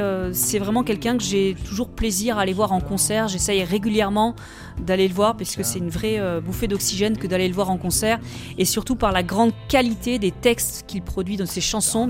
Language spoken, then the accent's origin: French; Valence plain, Auvergne-Rhône-Alpes, France; Je suis originaire de la plaine de Valence, c'est-à-dire cette plaine composée d'arbres fruitiers entre Valence et les contreforts du Vercors